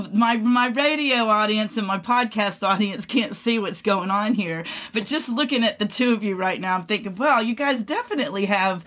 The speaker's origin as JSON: {"language": "English", "region": "Florida panhandle", "country": "United States", "tie": "born or raised there", "moved": "as an adult", "lives_now": "Texas, United States", "said": "I was born in Texas. I tell this all the time. My parents moved when I was two to the panhandle of Florida"}